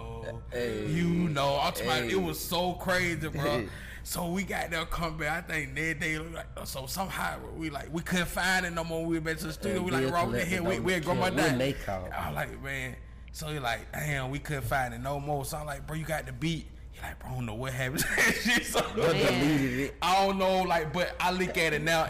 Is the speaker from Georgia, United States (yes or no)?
yes; Decatur, Georgia, United States; we come from Glenwood Road